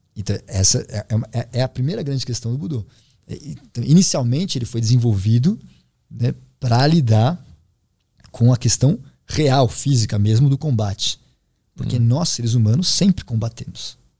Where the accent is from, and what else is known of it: Brazil